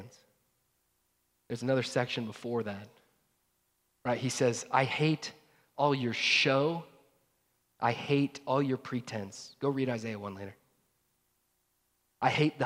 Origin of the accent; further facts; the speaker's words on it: North Georgia, United States; I grew up in North Georgia